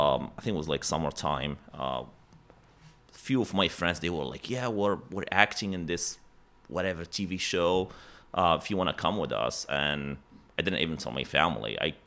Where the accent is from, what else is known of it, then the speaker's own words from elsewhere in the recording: Morocco; English is a second language; So born and grew up, born and raised in Morocco. For the one who does not know where that is, it's North Africa. So kind of like close to Spain.